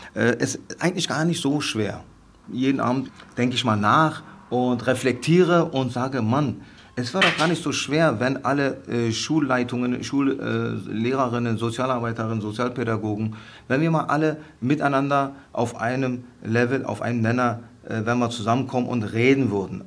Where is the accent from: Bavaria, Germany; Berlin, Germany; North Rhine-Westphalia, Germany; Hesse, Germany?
Berlin, Germany; also born or lived in Mount Ararat area, Turkey; ich bin Friedenauer, ich bin seit 1971 in Friedenau groß geworden.